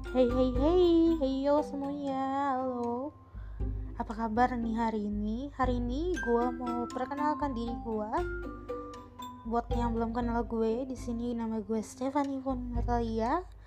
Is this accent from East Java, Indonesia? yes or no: no; Jakarta, Indonesia; gue ini asal dari Jakarta